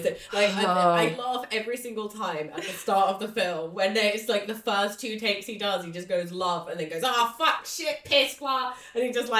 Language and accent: English; Watford, East of England, United Kingdom; I'm from Watford.